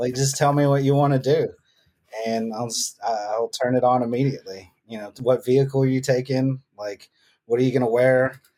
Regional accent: United States; accent: country; my country accent

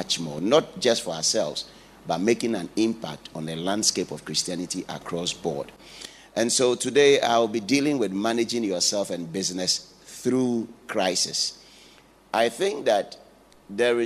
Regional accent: Ghana; now in United Kingdom; I'm a Ghanaian.

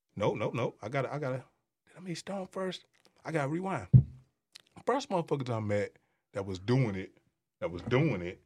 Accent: Detroit, Michigan, United States; I'm from Six Mile

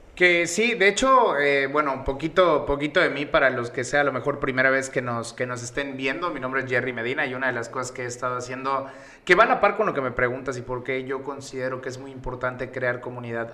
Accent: Yucatán, Mexico; accent: Yucatecan; yo soy pues yucateco, el acento me delata

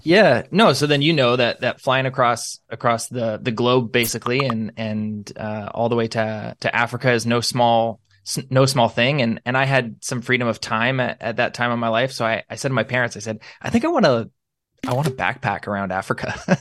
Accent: Niagara, Ontario, Canada; I consider it a privilege to be born and raised here. We, we love where we live here in Niagara.

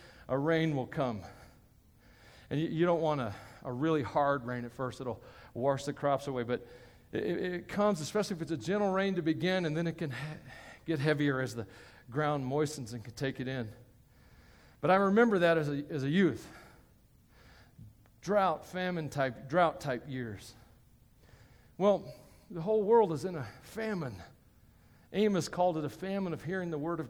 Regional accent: Tennessee, United States; I come from Tennessee, and it's a very wet part of the country

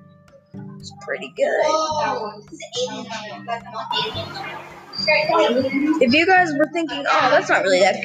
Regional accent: Red Deer, Alberta, Canada; I was born in Red Deer, Alberta

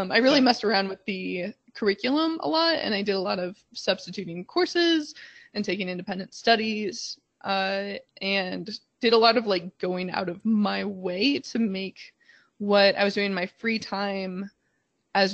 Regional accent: Midwest, United States; also born or lived in California; now in Chicago, United States; I grew up in the Midwest

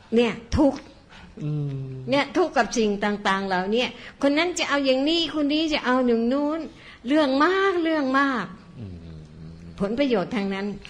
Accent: Bangkok, Thailand; เราเป็นคนบางกอก

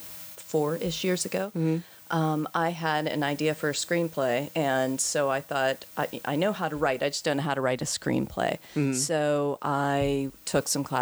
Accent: Pittsburgh, Pennsylvania, United States; I'm one of those Pittsburghers who never left.

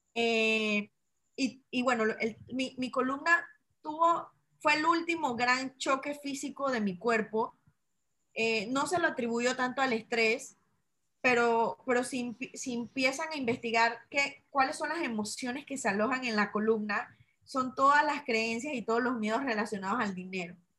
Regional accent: Chitré, Herrera, Panama; moved away; pandemia me agarra en mi ciudad natal. Yo nací en una ciudad que se llama Chitré, que está a tres horas y media de Panamá

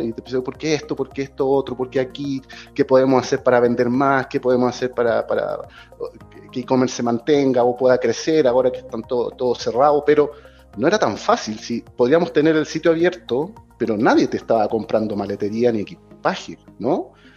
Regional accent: Chile; moved away as an adult; now in Mexico; yo soy chileno

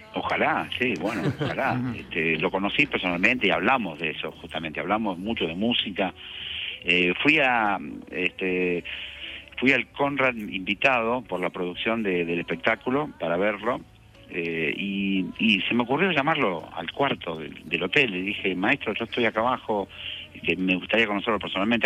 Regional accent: Argentina; nosotros los argentinos

